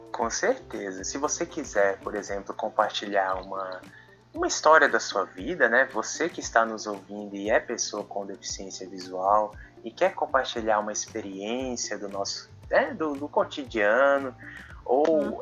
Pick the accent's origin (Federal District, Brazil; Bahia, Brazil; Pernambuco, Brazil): Federal District, Brazil; Brasília; também sou deficiente visual e sou de Brasília